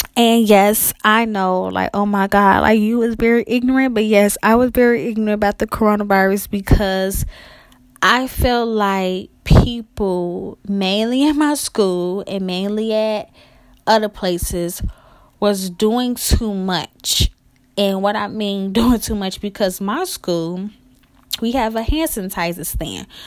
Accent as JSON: {"language": "English", "town": "Chicago", "region": "Illinois", "country": "United States", "said": "I'm from Chicago"}